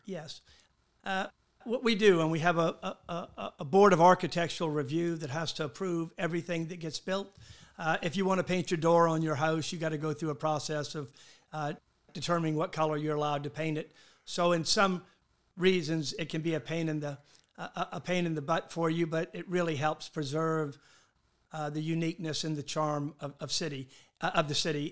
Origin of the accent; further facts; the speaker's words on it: Charleston, South Carolina, United States